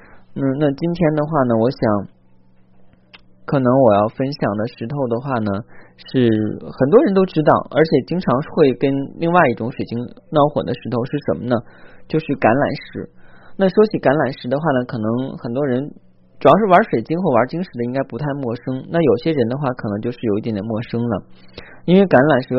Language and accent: Chinese; Zhangjiakou, Hebei, China; 当时因为我家那个时候老家在山区嘛，啊，也不就是山区旁边的一个小山城啊。那个山城在哪儿呢？是即将举行冬奥会的那个城市啊！大家要是关注这些的话，应该知道我的家乡在哪儿了啊！因为我当时在那边居住。